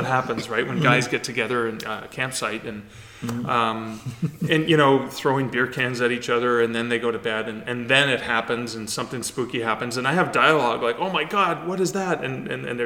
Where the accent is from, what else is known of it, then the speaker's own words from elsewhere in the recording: Sudbury, Ontario, Canada; moved away; I grew up in the Sudbury region